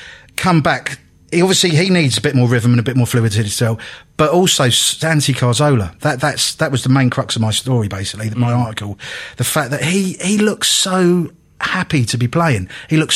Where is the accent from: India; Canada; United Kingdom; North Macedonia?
United Kingdom; London; now in Hitchin, United Kingdom; I'm from London originally, but I live in a place called Hitching